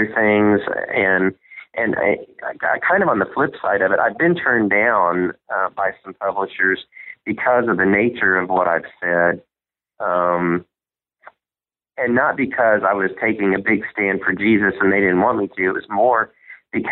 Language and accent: English; Southern Indiana, United States; I grew up in Southern Indiana